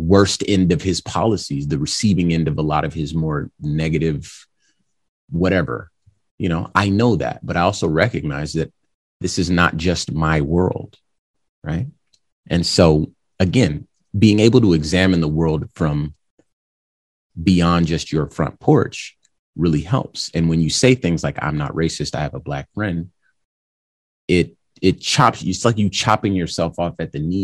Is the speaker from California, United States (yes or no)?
yes; California, United States; now in Arizona, United States; I was born in California